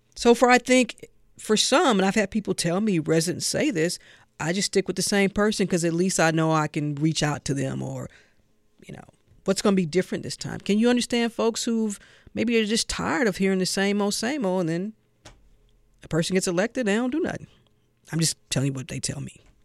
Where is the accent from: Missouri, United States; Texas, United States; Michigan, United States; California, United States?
Missouri, United States; St. Louis; now in Georgia, United States; I'm from St. Louis